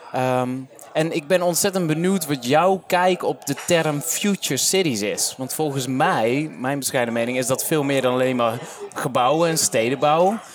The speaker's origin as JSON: {"language": "Dutch", "town": "Vlijmen", "region": "North Brabant", "country": "Netherlands", "said": "ik kom uit Vlijmen aan de andere kant van Den Bosch."}